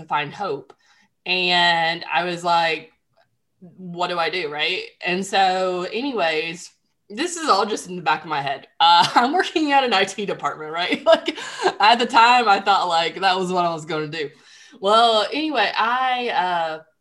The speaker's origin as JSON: {"language": "English", "region": "Central Alabama", "country": "United States", "also_born_or_lived": "Nashville, Tennessee / Mobile, Alabama", "said": "I'm from Central Alabama originally and live in Mobile, Alabama today."}